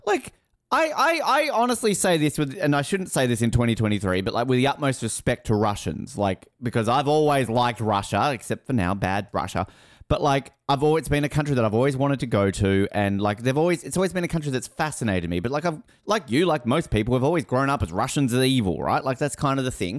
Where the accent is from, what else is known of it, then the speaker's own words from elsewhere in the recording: Australia; I'm Australian